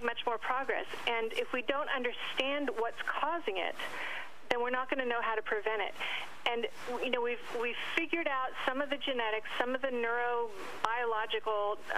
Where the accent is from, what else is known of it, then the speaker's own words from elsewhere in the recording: San Diego, California, United States; In San Diego. I grew up in San Diego